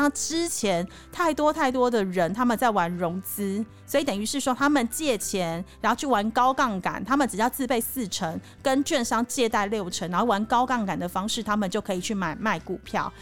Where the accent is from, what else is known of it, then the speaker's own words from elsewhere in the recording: Taiwan; 我们台湾